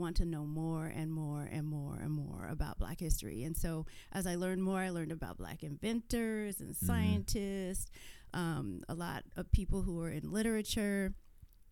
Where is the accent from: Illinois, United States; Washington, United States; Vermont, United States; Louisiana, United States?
Washington, United States; Tacoma; growing up in Tacoma and being in the school system